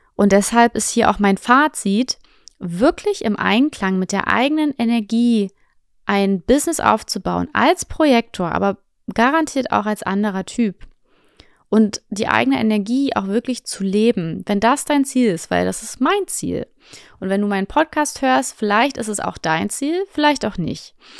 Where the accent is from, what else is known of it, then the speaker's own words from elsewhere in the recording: Potsdam, Brandenburg, Germany; moved away; also born or lived in Fuerteventura; meine Heimatstadt ist Potsdam